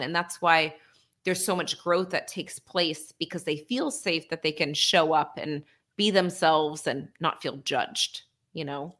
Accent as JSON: {"language": "English", "area": "near Boston", "region": "Massachusetts", "country": "United States", "tie": "born or raised there"}